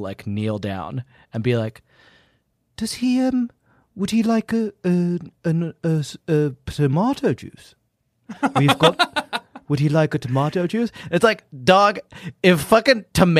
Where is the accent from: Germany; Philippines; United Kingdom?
United Kingdom; England; accent: English; I am English and I do have an actual English accent